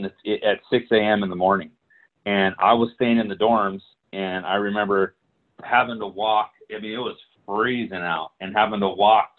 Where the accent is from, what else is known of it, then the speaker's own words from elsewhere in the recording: Hawaii, United States; also born or lived in California; I'm from Hawaii and California. This was like culture shock to me, right?